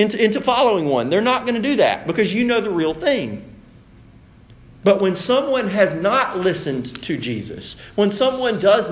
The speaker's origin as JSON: {"language": "English", "country": "United States"}